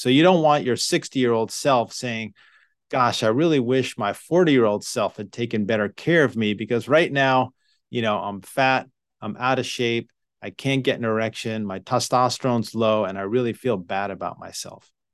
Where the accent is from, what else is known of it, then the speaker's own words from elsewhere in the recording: New York, United States; moved away as an adult; I grew up in New York